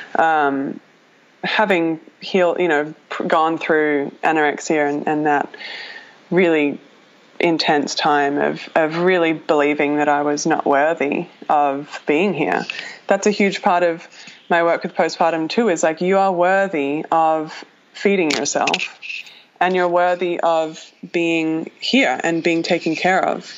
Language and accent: English; Australia; moved away as an adult; now in Los Angeles, United States; I left my home country of Australia. My parents live 23 hours away, flight